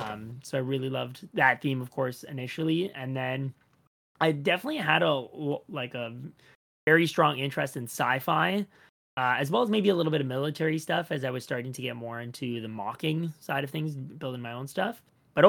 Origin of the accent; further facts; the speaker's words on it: Toronto, Ontario, Canada; I'm from Toronto in Canada. I've been born and raised here and been building all my life here as well.